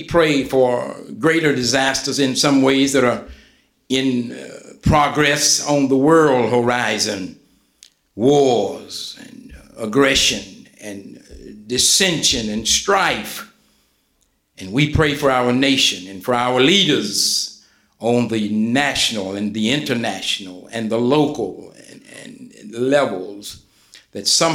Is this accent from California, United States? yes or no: no; West Virginia, United States; moved away as an adult; also born or lived in Kansas City area; Buffalo Creek, and I'm saying, hold on, that's my hometown